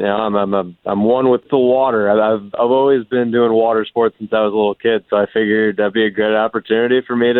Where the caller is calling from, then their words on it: Kissimmee, Florida, United States; I'm calling you from Kissimmee.